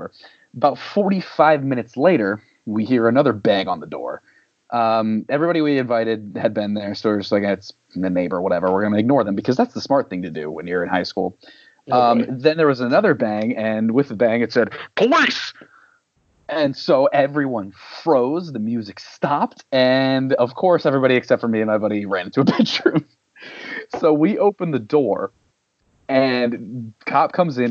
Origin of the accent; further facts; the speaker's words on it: Salisbury, Maryland, United States; we were teenagers growing up in Salisbury